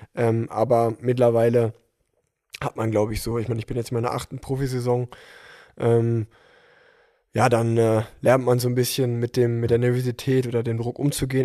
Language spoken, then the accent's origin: German; Unna, North Rhine-Westphalia, Germany; moved away as an adult; now in Cologne, Germany; obwohl ich jetzt schon vier Jahre in Köln wohne, ähm, komme ich gebürtig aus Unna.